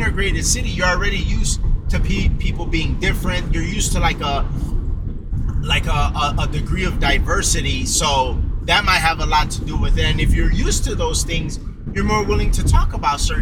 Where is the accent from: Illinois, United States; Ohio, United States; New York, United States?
Illinois, United States; Chicago; I'm from Chicago.